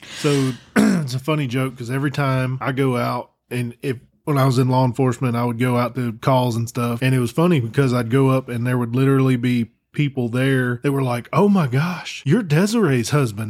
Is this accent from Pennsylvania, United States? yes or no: no; Texas, United States; now in North Carolina, United States; I was born and raised in Texas. Uh, moved to North Carolina.